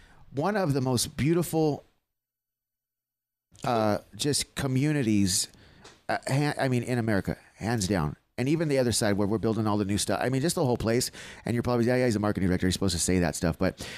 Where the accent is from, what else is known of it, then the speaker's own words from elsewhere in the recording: San Diego, California, United States; moved away; I grew up in San Diego.